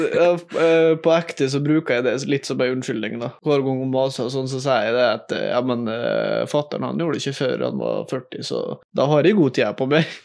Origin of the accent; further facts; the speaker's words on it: Eide, Møre og Romsdal, Norway; Jeg kommer fra Norges fineste by, Eide City